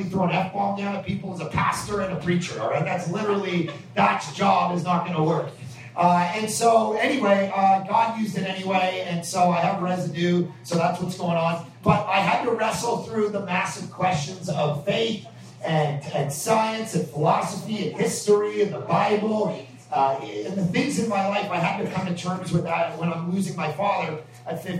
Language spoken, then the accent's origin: English; Ajax, Ontario, Canada; moved away as an adult; now in Vancouver, Canada; We're from Toronto. We're from Ajax.